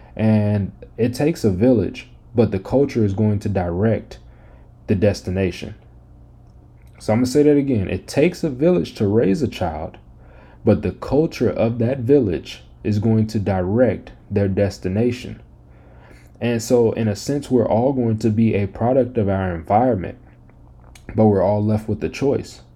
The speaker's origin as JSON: {"language": "English", "town": "Las Vegas", "region": "Nevada", "country": "United States", "moved": "yes", "said": "being from Las Vegas"}